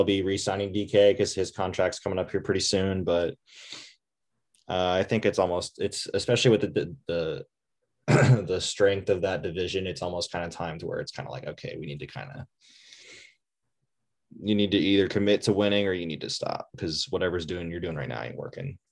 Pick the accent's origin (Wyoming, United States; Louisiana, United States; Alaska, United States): Louisiana, United States; New Orleans; also born or lived in Oklahoma; my hometown Saints